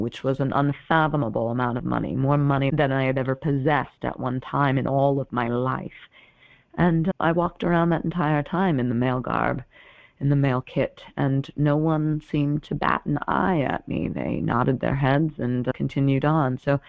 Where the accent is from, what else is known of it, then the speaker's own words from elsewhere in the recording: Plymouth, Massachusetts, United States; So I'm from the Plymouth Bay colony, where Shirtless is a very common surname.